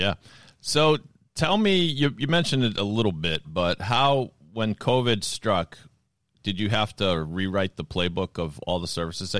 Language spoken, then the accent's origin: English; Boston, Massachusetts, United States; real Boston guys like me